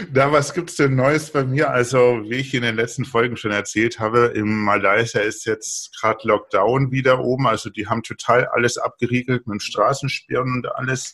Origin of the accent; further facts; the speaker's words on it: Bavaria, Germany; Ich komme aus Bayern, ich trinke nur Bier